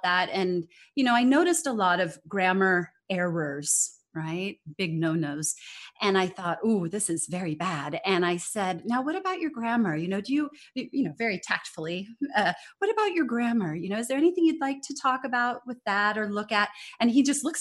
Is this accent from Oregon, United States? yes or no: no; California, United States; accent: American; moved away as an adult; also born or lived in Denmark; now in Singapore; I'm originally from California, and I've lived abroad for 18 years now in both Denmark and Singapore. I'm based in Singapore now